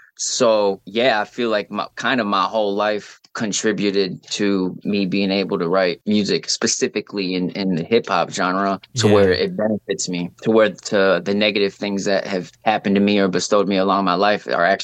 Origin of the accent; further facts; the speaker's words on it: Lansing, Michigan, United States; I'm really from Lansing's what I claim, because that's like what's made me, the capital of Michigan, Lansing.